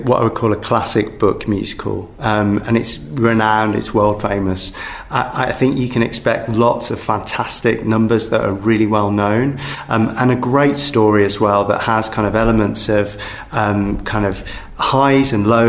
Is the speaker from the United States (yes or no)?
no; Birmingham, West Midlands, United Kingdom; I'm born and bred in Birmingham